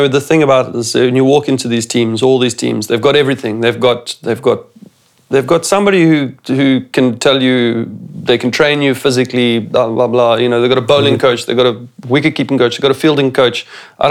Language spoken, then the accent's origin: English; Phalaborwa, Limpopo, South Africa; moved away as an adult; also born or lived in Pretoria; I came from Palabora